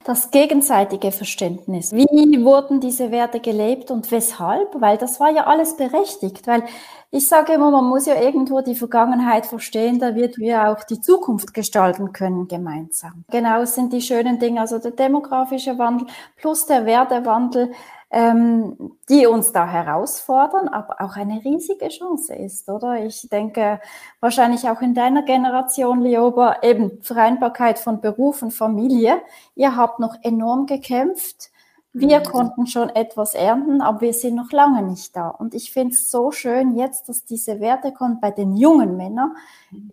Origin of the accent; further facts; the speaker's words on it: Switzerland; wie bin ich aufgewachsen hier in der Region Basel an verschiedenen Orten, ähm, Kantonen